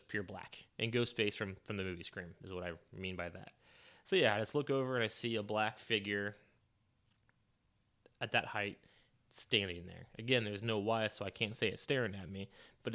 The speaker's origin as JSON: {"language": "English", "town": "St. Marys", "region": "Ohio", "country": "United States", "tie": "born or raised there", "said": "my hometown of St. Mary's, Ohio"}